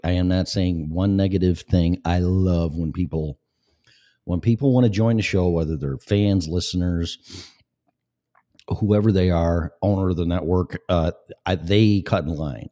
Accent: Illinois, United States; moved away as an adult; also born or lived in Florida; now in Colorado, United States; I was born and raised in Illinois, shithole state

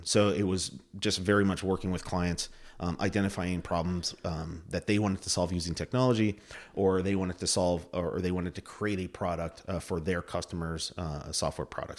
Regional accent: Plattsburgh, New York, United States; I grew up in Plattsburgh. Uh, my family moved here, um, in the early eighties, uh, when I was a kid. Uh, we were Air Force family, and, uh, I did all my schooling here.

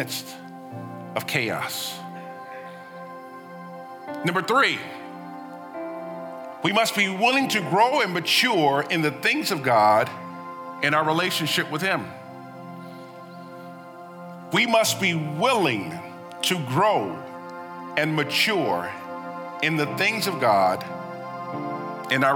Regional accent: United States; as Americans

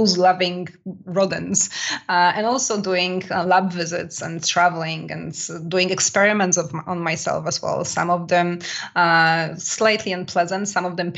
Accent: Poland; now in France; Poland as well, which is my home country, by the way, if anybody wonders about my accent

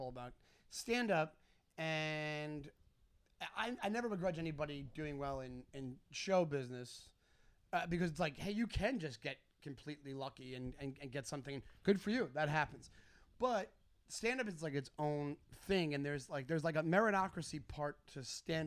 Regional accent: Garden City, New York, United States; I'm from like high school in Garden City. I'm basically from Garden City in Long Island.

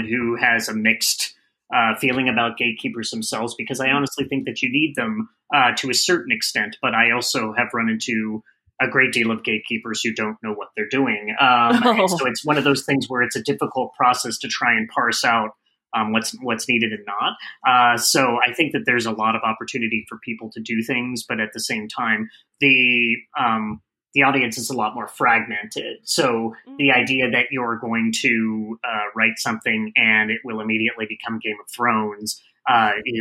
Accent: Phoenix, Arizona, United States; moved away; I'm from Phoenix, Arizona originally

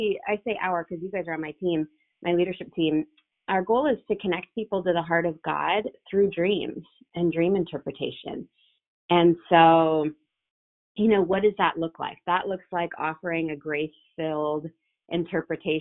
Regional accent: Rockford, Illinois, United States; my hometown in Rockford, Illinois.

